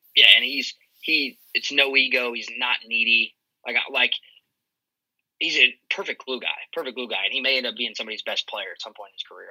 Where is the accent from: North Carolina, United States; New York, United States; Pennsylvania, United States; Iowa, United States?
Iowa, United States; I'm actually from Iowa, undergrad at Iowa State, so I'm a Cyclone